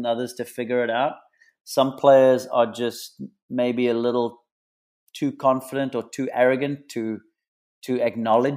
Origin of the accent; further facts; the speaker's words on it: Western Cape, South Africa; moved away as an adult; now in United States; Growing up in the Cape, I was born and bred playing in that Southeaster